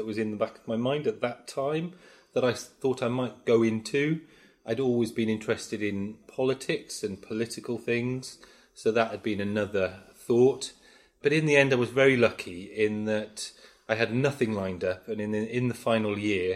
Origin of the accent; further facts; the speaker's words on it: Cwmbran, Wales, United Kingdom; also born or lived in London / Australia; I'm from Cwmbran. So I was born and brought up in Cwmbran.